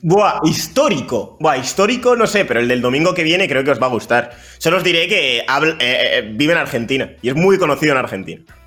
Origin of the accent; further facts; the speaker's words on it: Bilbao, Basque Country, Spain; also born or lived in Equatorial Guinea; yo vine con dos años